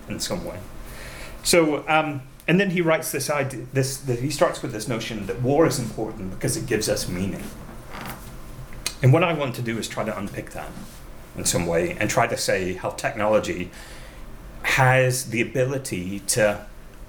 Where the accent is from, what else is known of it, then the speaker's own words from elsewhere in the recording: United States; As an American